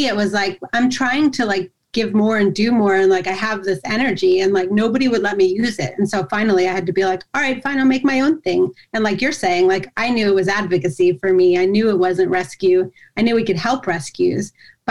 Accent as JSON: {"language": "English", "town": "Yardley", "region": "Pennsylvania", "country": "United States", "tie": "born or raised there", "said": "my hometown of Yardley, Pennsylvania"}